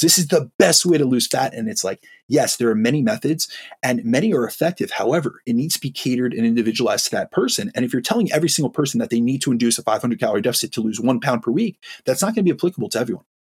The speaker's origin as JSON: {"language": "English", "region": "New York", "country": "United States", "said": "I, I, am uh, from an Italian background, I'm from New York. Like we speak with our hands. I'm extremely lively. I speak really fast. This is something from the Northeast."}